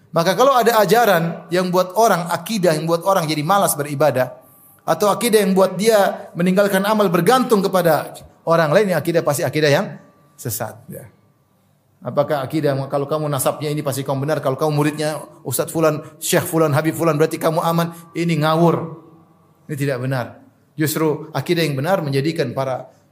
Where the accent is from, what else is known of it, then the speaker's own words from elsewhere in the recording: Papua, Indonesia; moved away; di kampung saya, di Papua